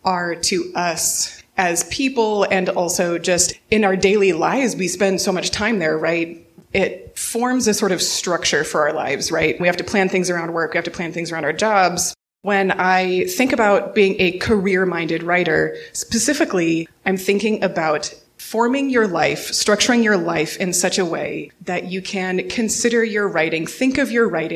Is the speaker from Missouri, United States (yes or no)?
yes; Missouri, United States; also born or lived in Denver / Bowling Green, Ohio; now in Cleveland, United States; I'm from Missouri originally